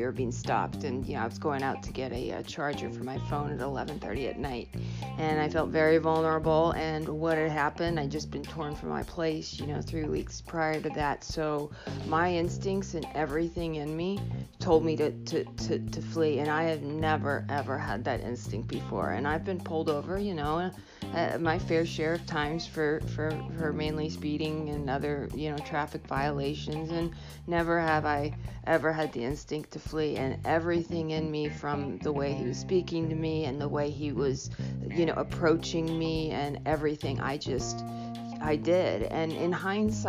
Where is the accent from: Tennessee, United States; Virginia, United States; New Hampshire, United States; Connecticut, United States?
New Hampshire, United States; also born or lived in Ohio; I grew up in New Hampshire, and I went to school out in Ohio and went back out there to get my master's, and then moved back here, Portsmouth area.